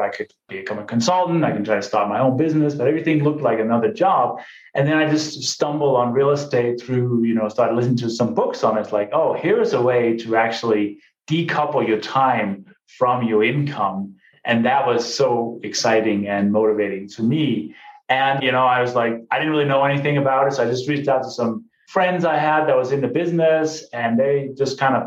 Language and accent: English; Denmark; moved away as an adult; also born or lived in London, England; now in United States; I came from Denmark. That's where I grew up.